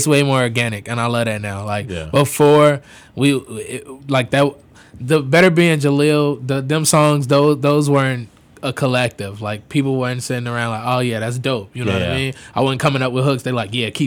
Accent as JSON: {"language": "English", "town": "Chicago", "region": "Illinois", "country": "United States", "tie": "born or raised there"}